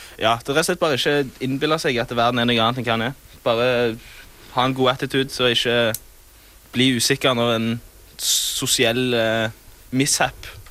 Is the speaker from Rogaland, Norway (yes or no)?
yes; Sola, Rogaland, Norway; Jeg er da fra Sola. Det ligger rett ved Stavanger.